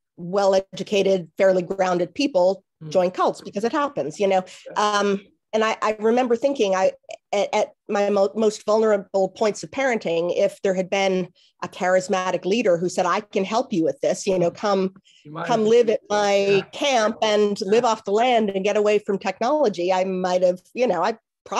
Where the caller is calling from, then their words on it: Washington, District of Columbia, United States; I am in Washington, D.C. Yes, Washington, D.C. That's where I live.